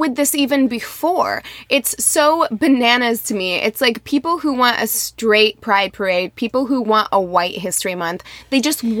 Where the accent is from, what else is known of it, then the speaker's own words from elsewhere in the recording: Las Vegas, Nevada, United States; now in Missouri, United States; Whenever I moved to Missouri, my friend Sienna was like, "Whoa," she couldn't understand me because I came from Las Vegas, and in Missouri, everyone talks much slower.